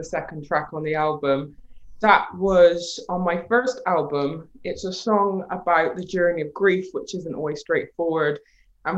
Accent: Bristol, South West England, United Kingdom; being born in Bristol being my hometown

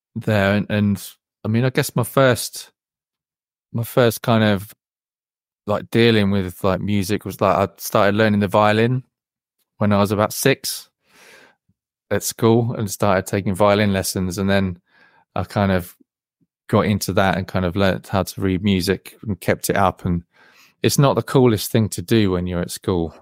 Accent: Wellingborough, East Midlands, United Kingdom; I grew, I grew, grew up in a, well, a small village near a town near Wellingborough

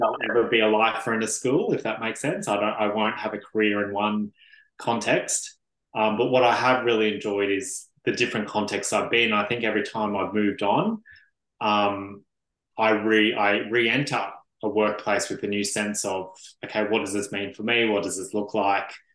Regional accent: Brisbane, Queensland, Australia; now in Melbourne, Australia; originally a Brisbane boy

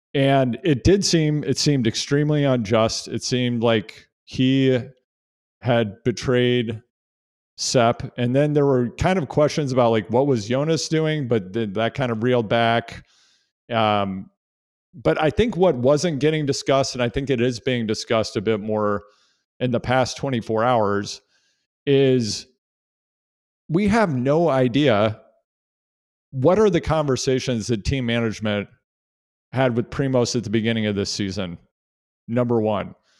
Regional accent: United States; as an American cycling fan

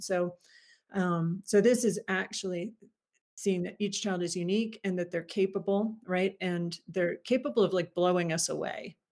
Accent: Wilmington, Delaware, United States; now in Washington, DC, United States; I am from originally from Wilmington, Delaware, so just outside of Philly.

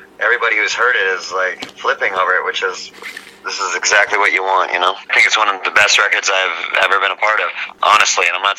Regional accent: Southern California, United States; I grew up in Southern California.

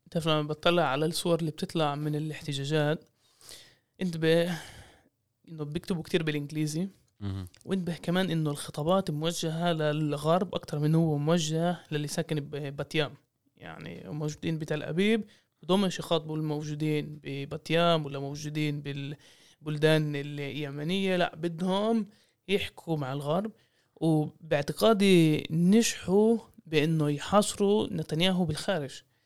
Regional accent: Jaffa, Tel Aviv District, Israel; انا عشاني من يافا

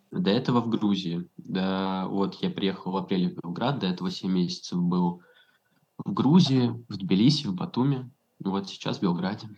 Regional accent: Saint Petersburg, Russia; moved away as an adult; now in Belgrade, Serbia; я из Питера

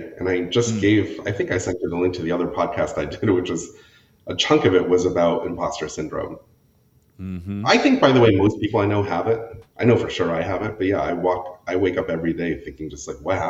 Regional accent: New Hampshire, United States; also born or lived in Connecticut / Pennsylvania; We grew up in New Hampshire for... I was there for 8 years, then Pennsylvania for a couple, and then, Connecticut for 8 years, Pennsylvania for a couple, and then New Hampshire for my formative years.

